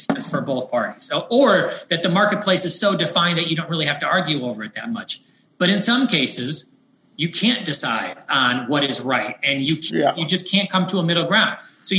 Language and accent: English; Chicago Heights, Illinois, United States; also born or lived in Matteson, Illinois; I was born in Chicago Heights, Illinois